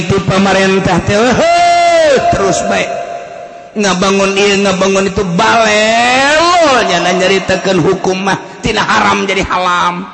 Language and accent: Indonesian; Karawang, West Java, Indonesia; jadi goyang gua orang Karawang goyang mantep